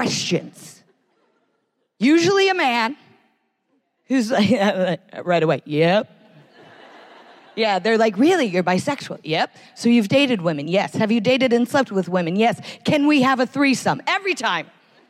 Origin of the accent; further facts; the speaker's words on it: United States; I am American